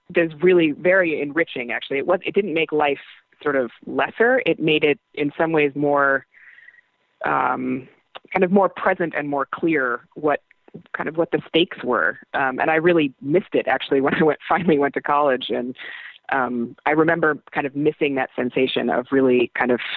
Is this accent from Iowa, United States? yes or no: yes; Iowa, United States; moved away as an adult; I'm from Iowa